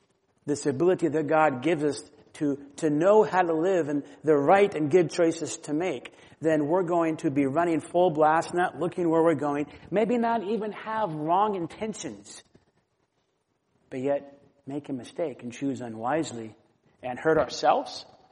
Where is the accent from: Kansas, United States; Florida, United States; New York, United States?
Florida, United States; I grew up in Florida